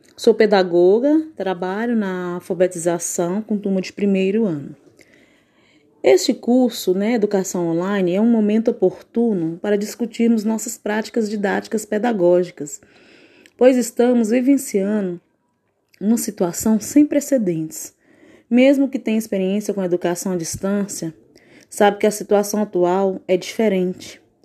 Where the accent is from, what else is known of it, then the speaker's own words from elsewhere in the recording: Paracatu, Minas Gerais, Brazil; sou da cidade de Paracatu, Minas Gerais